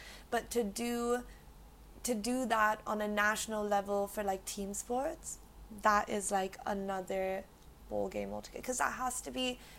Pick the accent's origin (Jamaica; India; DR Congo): India